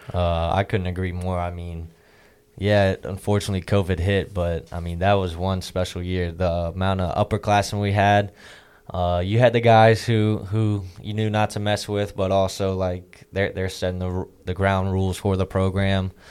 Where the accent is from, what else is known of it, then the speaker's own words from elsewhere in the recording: Virginia, United States; moved away as an adult; I was from Virginia